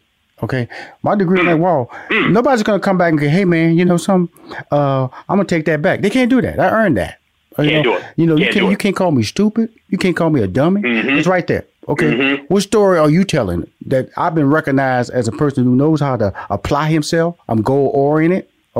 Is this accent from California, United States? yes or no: no; Houston, Texas, United States; I come from Houston, Texas, born in Fifth Ward.